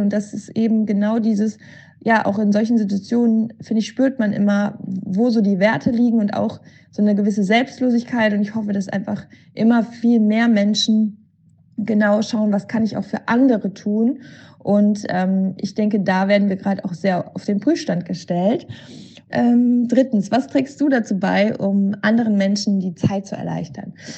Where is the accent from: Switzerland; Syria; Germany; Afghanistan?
Germany; Cologne, North Rhine-Westphalia; ich bin Kölnerin und hier in Köln ist es so